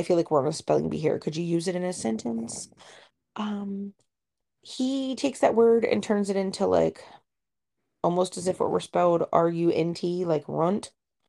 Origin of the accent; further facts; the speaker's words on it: Ohio, United States; oh, nothing says we're from Ohio.